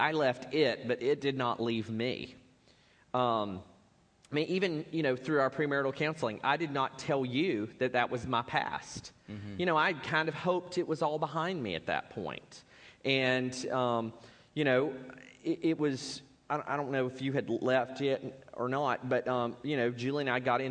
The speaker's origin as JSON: {"language": "English", "town": "Spartanburg", "region": "South Carolina", "country": "United States", "tie": "born or raised there", "said": "I was raised in Baptist church, First Baptist Church, Spartanburg, dedicated as a baby, there every time the doors were open"}